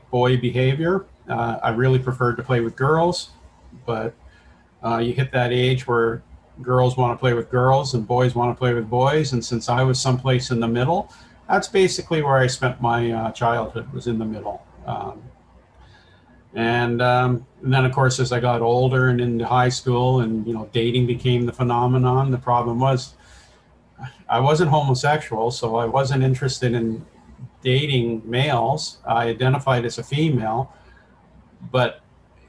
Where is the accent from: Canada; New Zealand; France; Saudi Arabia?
Canada; Woodstock, Ontario; also born or lived in London, Ontario; I was born and raised in Woodstock